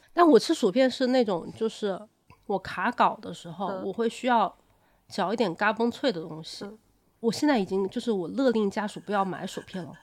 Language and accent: Chinese; Changsha, Hunan, China; now in Beijing, China; 我以前我是长沙人嘛，嗯。然后我住到北京之后